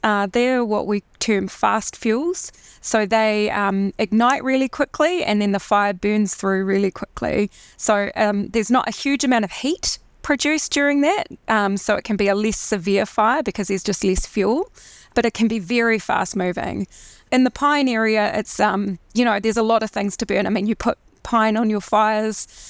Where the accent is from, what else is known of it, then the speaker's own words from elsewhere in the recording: Christchurch, Canterbury, New Zealand; So I'm from Christchurch. I grew up in Christchurch originally